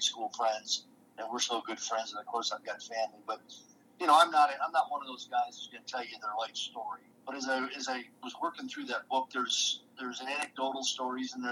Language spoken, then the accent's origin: English; Detroit, Michigan, United States; I played hockey as a kid growing up in Detroit